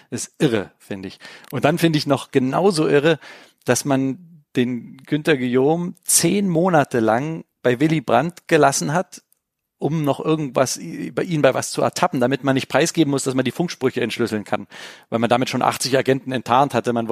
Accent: Berlin, Germany; weil ich habe zwar als Kind in Berlin natürlich die Mauer gesehen

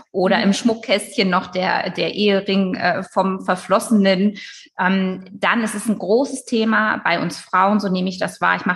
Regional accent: Northern Germany, Germany; Ich komme ja aus Norddeutschland

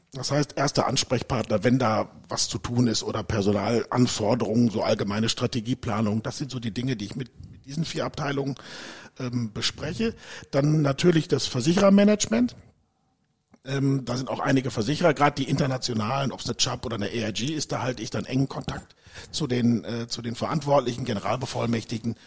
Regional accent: Dortmund, North Rhine-Westphalia, Germany; moved away as an adult; also born or lived in United States; ich bin ein Dortmunder Junge, bin geboren in Dortmund

